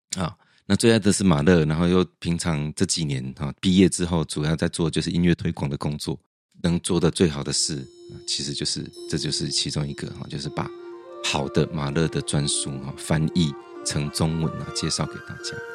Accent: central Taiwan, Taiwan; moved away; also born or lived in Taipei; 我在中部成，读书成长

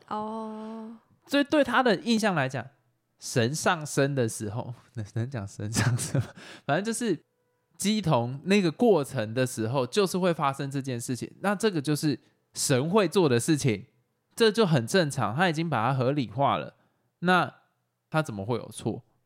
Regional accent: Taiwan; 台湾是一个移民嘛，台湾本来就是一个移民的国家嘛，就是我们从最早从中国这样过来

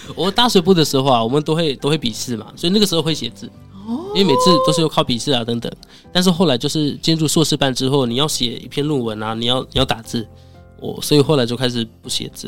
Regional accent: India; Chinese is a second language; moved away as an adult; now in Taiwan; 因为作为印度人，对于我们来说，学中文是非常难的一件事情

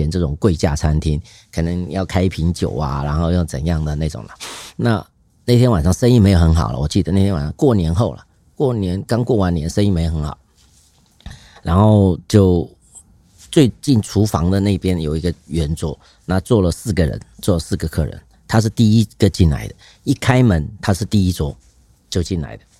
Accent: Hong Kong; 就像你很喜欢，我们香港人喜欢踢足球啊，干什么？

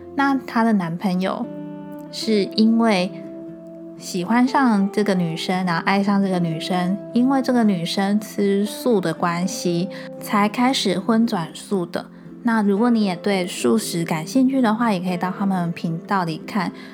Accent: Changhua County, Taiwan; 我是长话人

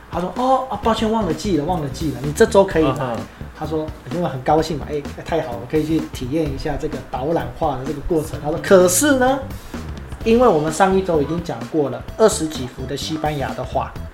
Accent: Taiwan; moved away as an adult; also born or lived in Panama; 我们是台湾人

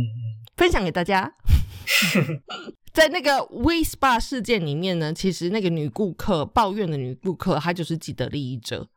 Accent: Taichung, Taiwan; 我是台中人

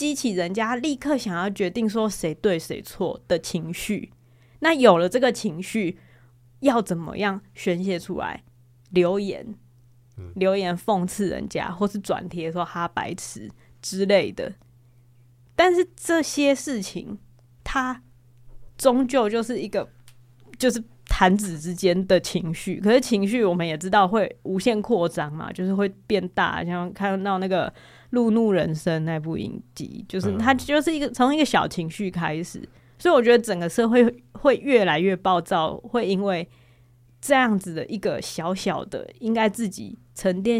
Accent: Taiwan; 我虽然自己也身为台湾人的一份子，

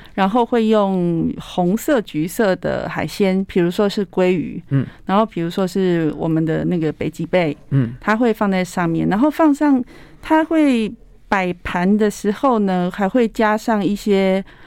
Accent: Tainan, Taiwan; 我是台南人，台南人的口味跟台北比起来还是偏甜

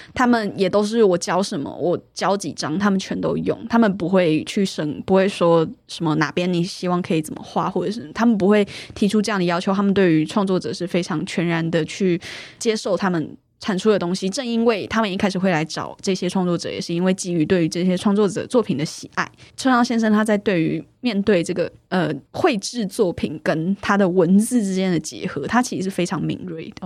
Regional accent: Taipei, Taiwan; 我是土生土长的台北人

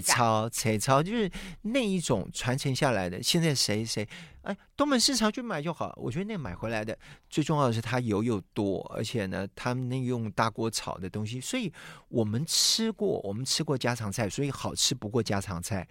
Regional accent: Hsinchu, Taiwan; 朝到现在就围的那个城隍庙，嗯、城隍庙都已经是两百九十多年。那我从小就在那样的环境

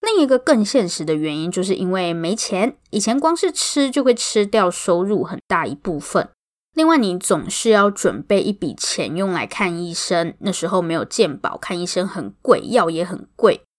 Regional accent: Taoyuan, Taiwan; 我是桃园人啊

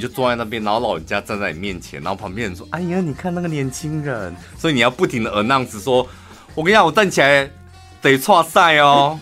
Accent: Taiwan; 我们是台湾人啊

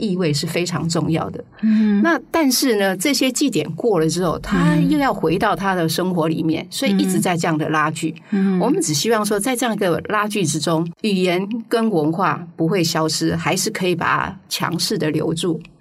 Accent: Miaoli County, Taiwan; 我我自己来自苗栗，

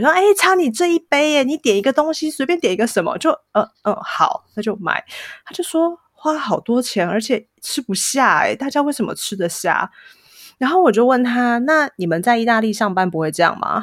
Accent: Taiwan; moved away as an adult; now in Milan, Italy; 就可能跟我们那个腔调很像吧。台湾其实也会有什么北部腔、南部腔这种事情。

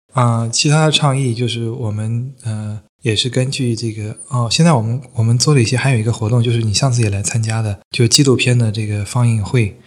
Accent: China; now in Perth, Australia; 我们大陆人

